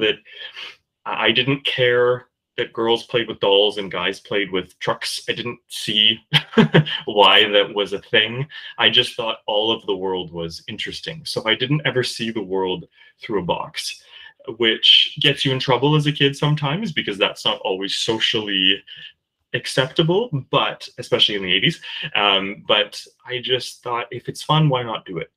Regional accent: Kingston, Ontario, Canada; Kingston, Ontario, where I was born

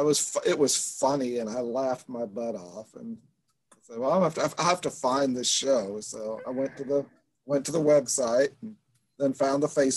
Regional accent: Memphis, Tennessee, United States; I grew up in Memphis

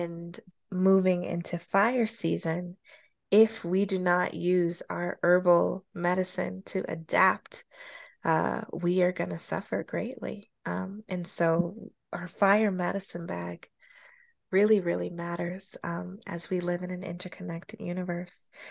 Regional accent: Colorado, United States; moved away; my childhood growing up in Colorado

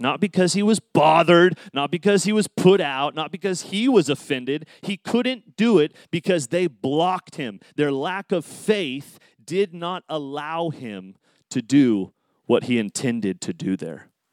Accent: Tulare, California, United States; Tulare, my hometown

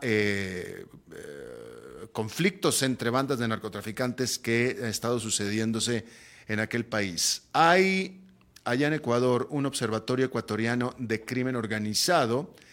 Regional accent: Mexico; now in Costa Rica; yo soy mexicano

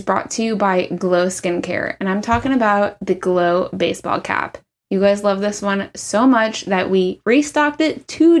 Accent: Thousand Oaks, California, United States; also born or lived in Tarzana, California; I'm from, well, it's not a city. I would say I'm from Thousand Oaks, which is the opposite of a city.

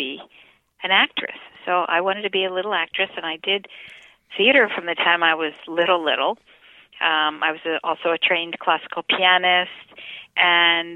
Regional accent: Miami Beach, Florida, United States; I was born in Miami Beach

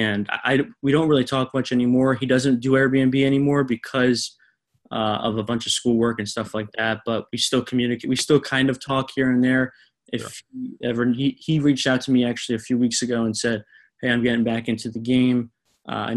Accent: South Florida, United States; growing up in South Florida and, you know, knowing my area so well

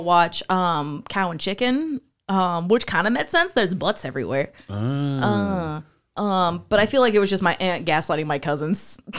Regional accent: New Castle, Indiana, United States; I'm from Newcastle, Indiana.

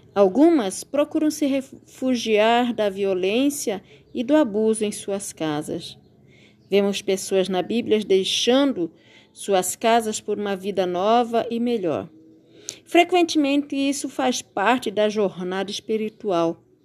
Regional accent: Brazil; nós, como brasileiros

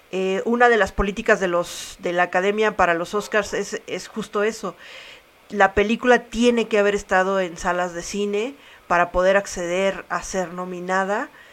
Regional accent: Mexico; como mexicanos

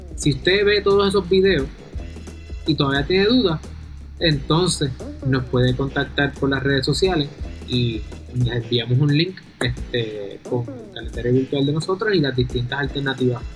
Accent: Puerto Rico; aunque yo soy de Puerto Rico, yo soy abogado federal

